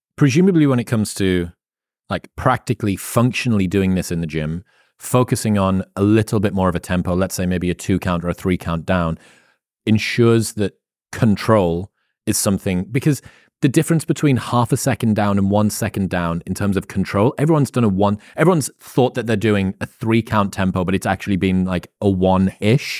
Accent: United Kingdom; I'm British.

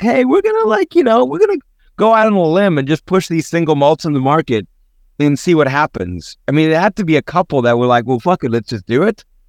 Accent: South Africa; growing up in South Africa

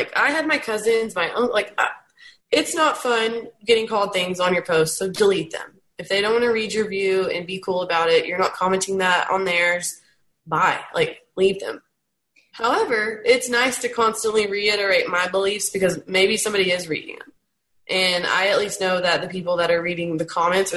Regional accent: Texas, United States; growing up in Texas, it's much more conservative than other states. I'm down south and I'm in a small town

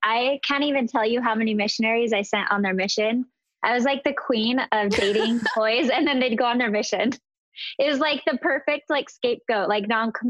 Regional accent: Pleasant Grove, Utah, United States; also born or lived in Alpine, Utah; So I grew up in Pleasant Grove and Alpine. So I was born and raised in Pleasant Grove. When I was in high school, my parents moved to Alpine.

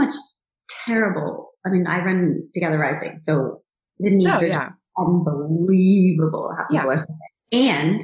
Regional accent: United States; I'm also American

